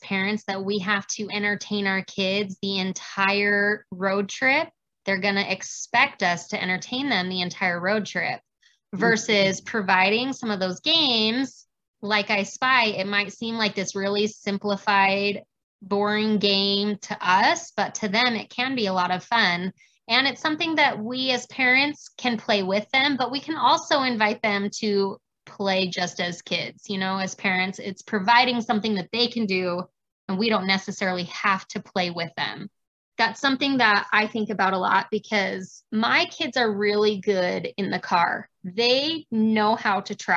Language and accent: English; Arizona, United States; now in Utah, United States; I grew up in Arizona.